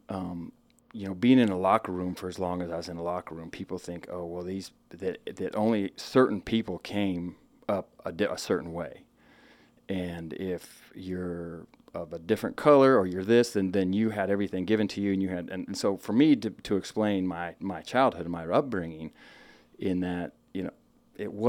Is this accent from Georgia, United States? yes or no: no; Spokane, Washington, United States; born and raised Eastern Washington, okay. uh, Spokane, Washington. Spent my uh, majority of my whole childhood there